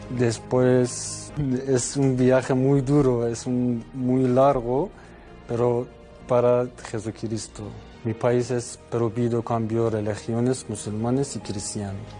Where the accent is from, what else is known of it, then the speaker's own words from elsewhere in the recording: Iran; Spanish is a second language; moved away as an adult; now in Spain; soy de Irán.